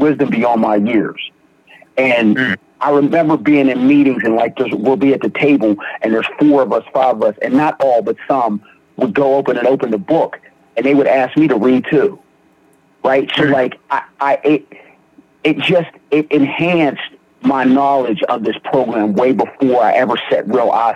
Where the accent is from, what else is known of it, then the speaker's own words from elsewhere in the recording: Beaver County, Western Pennsylvania, United States; I grew up, I'm from Beaver County, small area, small town.